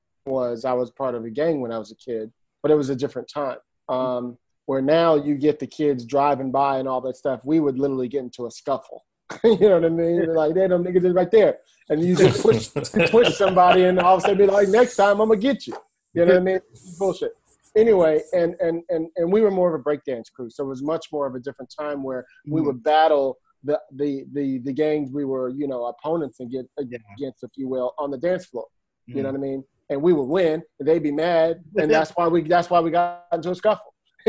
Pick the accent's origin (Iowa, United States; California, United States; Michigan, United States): Michigan, United States; Detroit; born there; also born or lived in Brooklyn; now in Palo Alto, United States; I was born in Detroit. My father was a military guy, so I'm a military brat. So we traveled around a little bit. We moved to Brooklyn when I was two